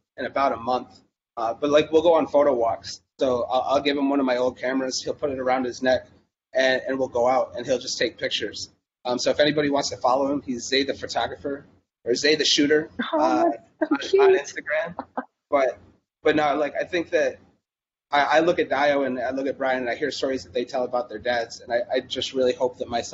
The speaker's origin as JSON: {"language": "English", "area": "the Adirondacks", "region": "New York", "country": "United States", "tie": "born or raised there", "moved": "yes", "said": "I grew up in the Adirondacks. I grew up like, if you go to Canada and then you like cross the river and you're at the top of New York, like that's where I used to live"}